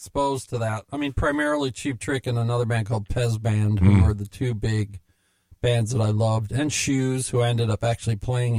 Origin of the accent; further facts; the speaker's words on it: Chicago, Illinois, United States; now in Minneapolis, United States; Growing up in Chicago